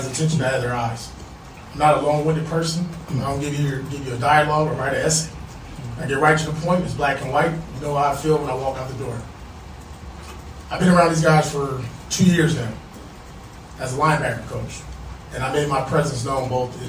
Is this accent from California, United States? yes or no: yes; Compton, California, United States; I grew up in Compton, California.